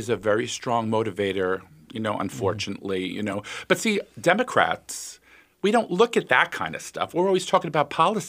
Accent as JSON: {"language": "English", "country": "United States", "tie": "born or raised there", "said": "I was born in the United States. I'm an American citizen."}